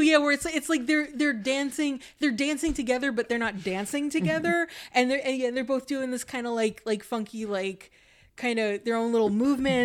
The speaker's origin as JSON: {"language": "English", "area": "Hudson Valley", "region": "New York", "country": "United States", "tie": "born or raised there", "also_born_or_lived": "New Jersey", "moved": "yes", "said": "I grew up in New York in the Hudson Valley, not too far from the city"}